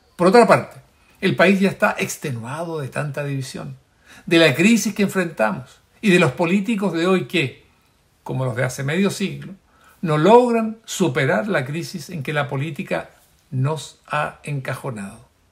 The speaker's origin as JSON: {"language": "Spanish", "country": "Chile", "said": "como un chileno más"}